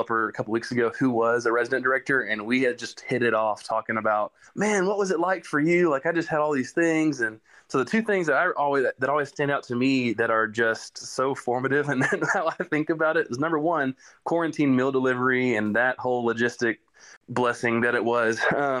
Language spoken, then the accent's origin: English; Rusk, Texas, United States; moved away as an adult; now in Dallas, United States; I'm from East Texas. I'm from Rusk, which is south of Tyler